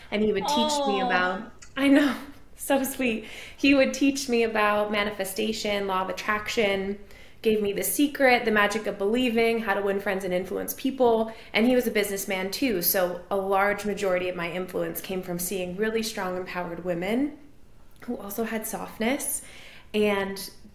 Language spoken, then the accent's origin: English; Maine, United States; moved away as an adult; also born or lived in New Hampshire / Connecticut / Vermont; now in Nashville, United States; I grew up in Maine. I am now in Nashville, but I grew up in Maine